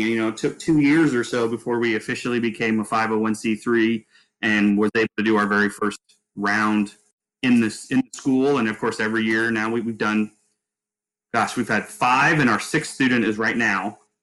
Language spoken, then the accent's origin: English; Ste. Genevieve, Missouri, United States; moved away; we're based in my hometown of St. Genevieve, a small town, uh, population 4,400 ish, and a uh, little farming community.